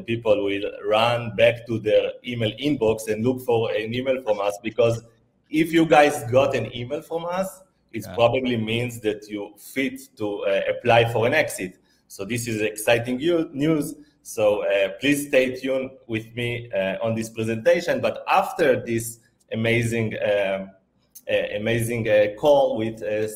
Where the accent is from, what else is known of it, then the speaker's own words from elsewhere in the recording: Israel; moved away as an adult; also born or lived in Italy / Thailand; now in Phuket, Thailand; I'm originally from Israel. I lived there